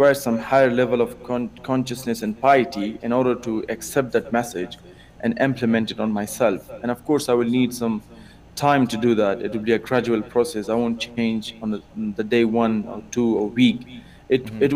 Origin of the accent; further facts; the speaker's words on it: Afghanistan; now in Germany; I'm actually from Afghanistan. I live in Germany.